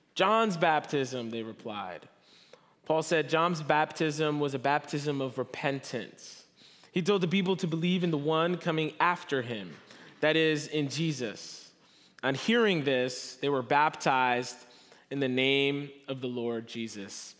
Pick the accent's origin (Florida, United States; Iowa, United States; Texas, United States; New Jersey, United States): New Jersey, United States; moved away as an adult; now in Southern California, United States; I'm from New Jersey, East Coast, born and raised.